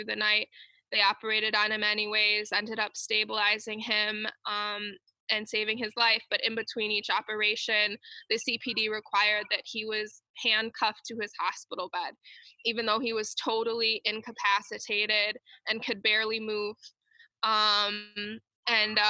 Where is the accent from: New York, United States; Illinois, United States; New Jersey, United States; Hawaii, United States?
Illinois, United States; Chicago; moved away as an adult; also born or lived in Washington, D.C. / Mountain View, California; I'm originally from Chicago